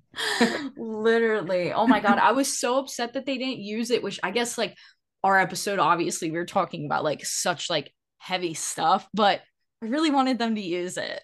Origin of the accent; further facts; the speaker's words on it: the South, United States; growing up in the South